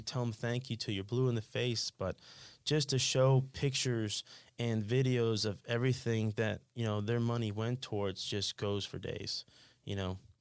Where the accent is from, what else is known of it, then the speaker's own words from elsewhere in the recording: Sunrise, Florida, United States; I grew up in Sunrise